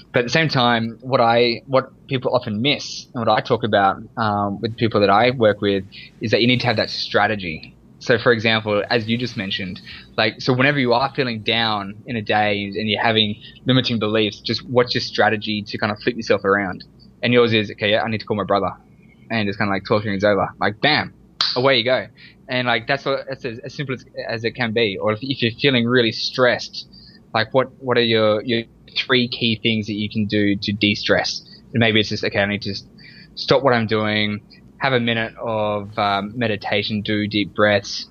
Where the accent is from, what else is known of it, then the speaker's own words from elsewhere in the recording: Sydney, New South Wales, Australia; born and raised in Australia, and in Sydney, Australia.